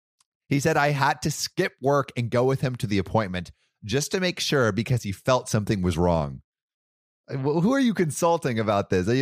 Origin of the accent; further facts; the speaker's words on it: Florida, United States; I swear I know. I'm from Florida.